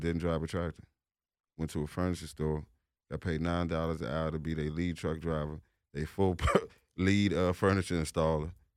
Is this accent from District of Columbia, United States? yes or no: yes; Washington, District of Columbia, United States; I'm from the District of Columbia